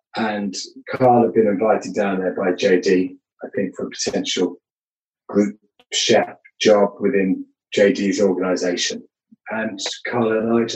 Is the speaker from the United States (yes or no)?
no; London, United Kingdom; also born or lived in Leeds; I was born and bred in London